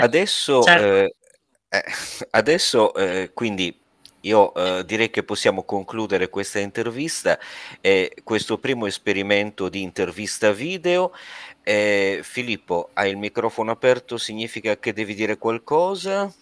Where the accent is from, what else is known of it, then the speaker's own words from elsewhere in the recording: Sardinia, Italy; essendo sardo